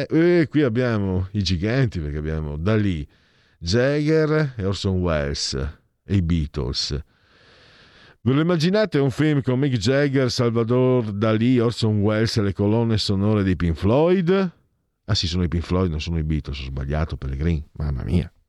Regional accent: Italy; now in Milan, Italy; io sono veneto friulano

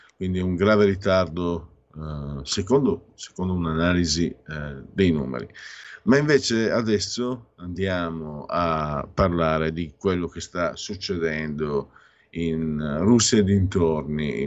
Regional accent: Friuli-Venezia Giulia, Italy; io vengo dal Friuli

